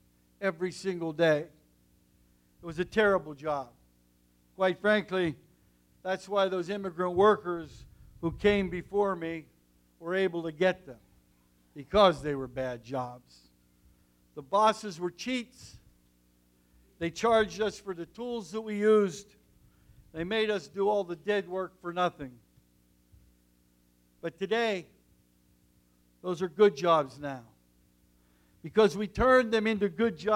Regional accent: Nemacolin, Pennsylvania, United States; I came from coal country, from the mountains and the valleys of southwestern Pennsylvania, from a small town called Nemacolin

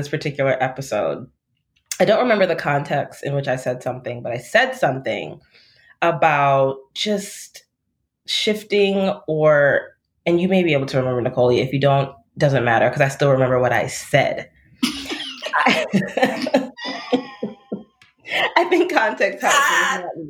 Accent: Florida, United States; now in Chicago, United States; I grew up in Florida

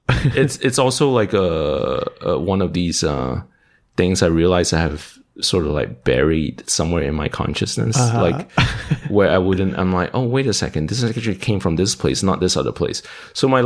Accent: Malaysia; also born or lived in Dallas, Texas; now in Austin, United States; I was born and raised in Malaysia

